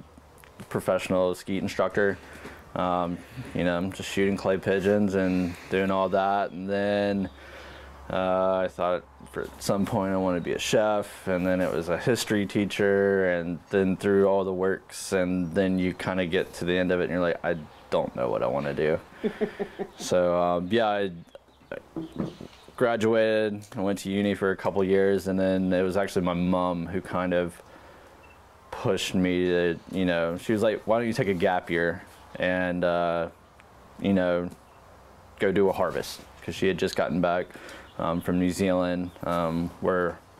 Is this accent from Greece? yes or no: no; Covington, Georgia, United States; I grew up just outside of Atlanta, in a little town called Covington, Georgia